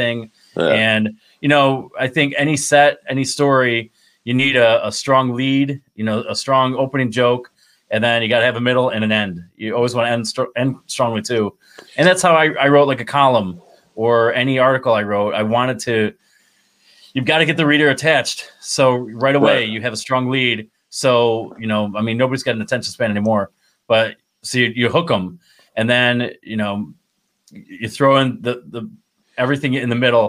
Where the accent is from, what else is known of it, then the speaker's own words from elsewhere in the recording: Binghamton, New York, United States; moved away as an adult; also born or lived in Mansfield, Pennsylvania / Lock Haven, Pennsylvania / Essex, Maryland / Annapolis, Maryland; I'm from Binghamton, New York, where I live now